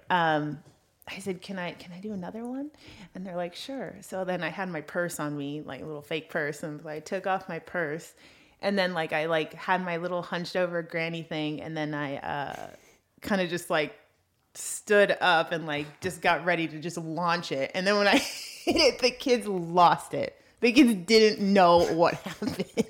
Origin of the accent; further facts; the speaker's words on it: Los Angeles, California, United States; accent: valley girl; I grew up in Brentwood